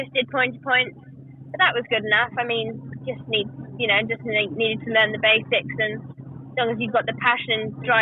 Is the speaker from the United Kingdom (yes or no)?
yes; Herefordshire, West Midlands, United Kingdom; I'm from Herefordshire. I've just been brought up around horses and ponies all my life, really.